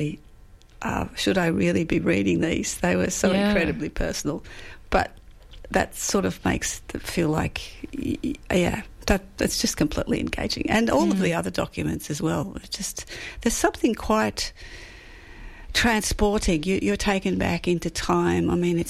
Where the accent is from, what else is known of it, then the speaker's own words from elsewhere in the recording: Coburg, Victoria, Australia; I grew up in Coburg